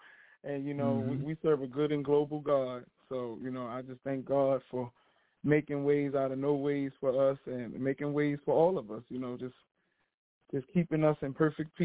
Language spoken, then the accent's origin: English; Baltimore, Maryland, United States; I'm from Baltimore, Maryland.